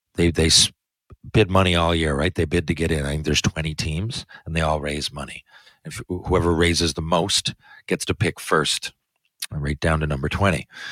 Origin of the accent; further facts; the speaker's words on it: Newfoundland and Labrador, Canada; I love where I come from. I love where I live. I love Canada and more specifically Newfoundland.